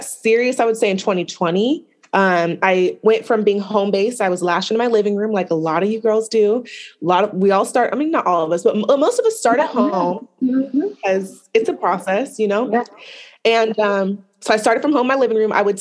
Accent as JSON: {"language": "English", "town": "Portland", "region": "Oregon", "country": "United States", "tie": "born or raised there", "said": "I am from the West Coast, Portland, Oregon native"}